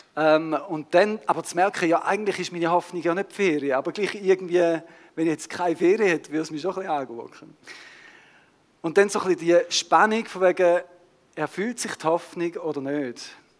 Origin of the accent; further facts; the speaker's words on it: Switzerland; unsere Schweizer Kultur